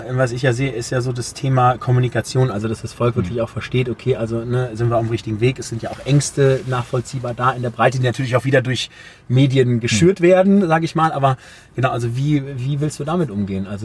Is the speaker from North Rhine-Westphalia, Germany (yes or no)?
yes; Dortmund, North Rhine-Westphalia, Germany; also da kann man mir als Dortmunder auch nicht nachsagen